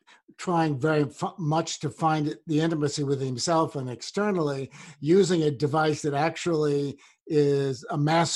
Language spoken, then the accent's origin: English; Washington, District of Columbia, United States; I grew up in another segregated town called Washington, D.C.